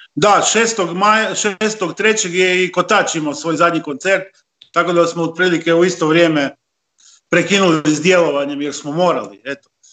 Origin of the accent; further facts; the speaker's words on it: Istria County, Croatia; ovdje kod nas u Istri